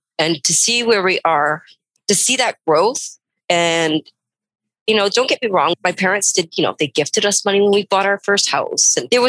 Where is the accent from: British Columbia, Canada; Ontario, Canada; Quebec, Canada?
British Columbia, Canada; Prince Rupert; moved away as an adult; I've been in this valley for just over 20 years. I grew up in Prince Rupert, which is quite similar to this community, which you know, Prince Rupert's always home.